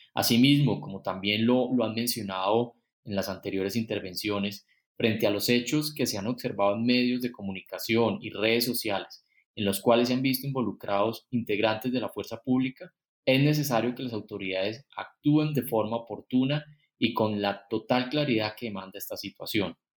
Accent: Colombia; lo que necesitamos como colombianos

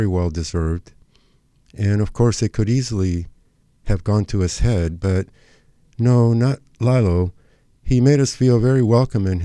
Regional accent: Argentina; now in Los Angeles, United States; whose childhood was spent growing up in Argentina

